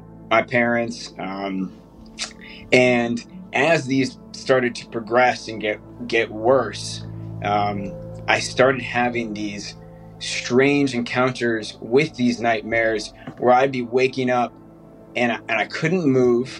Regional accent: south of Boston, Massachusetts, United States; I grew up in Massachusetts, south of Boston, little, local farm town

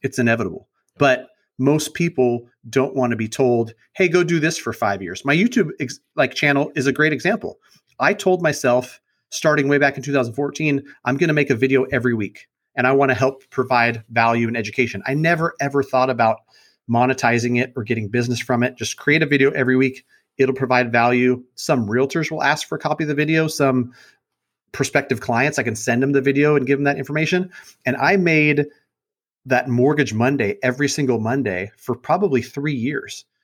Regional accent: Sacramento, California, United States; I grew up in Sacramento, born and raised over by Sac State in College Glen. I've been there my whole life

